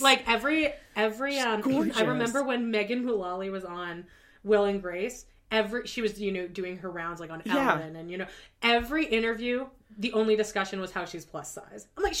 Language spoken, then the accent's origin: English; Canada; me being Canadian